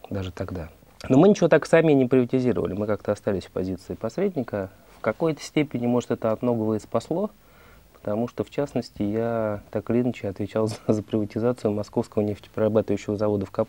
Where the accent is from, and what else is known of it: Moscow, Russia; born or raised there